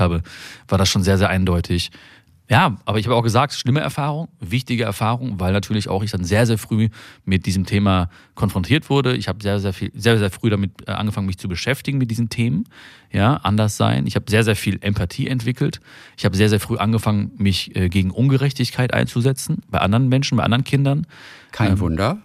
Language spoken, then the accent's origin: German; Germany; also born or lived in India; ich bin ein, ein, ein Deutscher im Herzen und ich bin auch aber auch ein Inder im Herzen